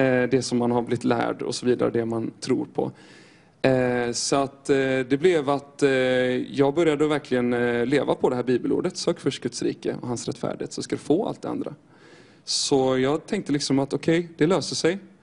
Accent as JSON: {"language": "Swedish", "town": "Styrsö", "region": "Västra Götaland", "country": "Sweden", "said": "jag kommer ifrån Göteborgs skärgård här utifrån, på Styrsö"}